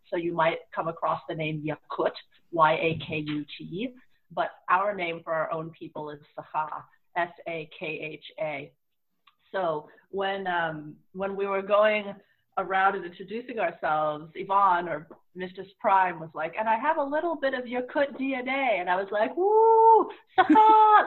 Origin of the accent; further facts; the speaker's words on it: Bay Area, California, United States; I grew up in the Bay Area, which is a very diverse place